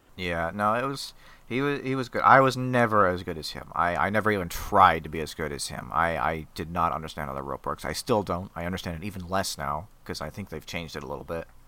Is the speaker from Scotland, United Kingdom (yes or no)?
yes; Scotland, United Kingdom; I am Scottish. I am not Irish.